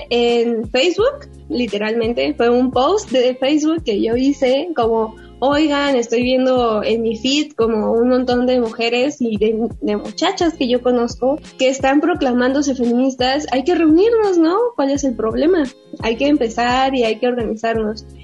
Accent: San Pedro Tesistán, Jalisco, Mexico; Es un pueblo muy pequeño, eh, alrededor somos mil habitantes, pero parece que son menos, la verdad.

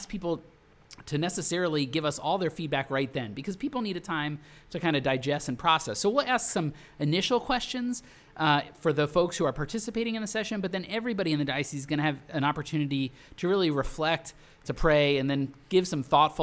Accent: Philadelphia, Pennsylvania, United States; I'm from Philadelphia

